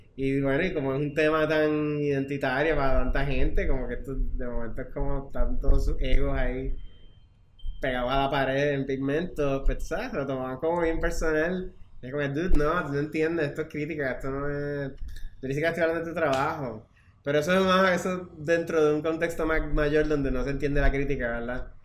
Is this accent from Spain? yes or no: no; Puerto Rico; also born or lived in Mexico / New York; somos nosotros, los puertorriqueños